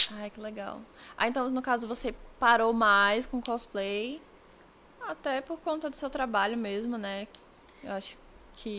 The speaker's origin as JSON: {"language": "Portuguese", "town": "Brasília", "region": "Federal District", "country": "Brazil", "said": "eu sou de Brasília"}